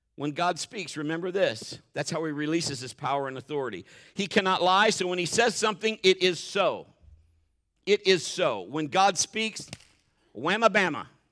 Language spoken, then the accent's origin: English; Marion, United States; we were both born and raised in Marion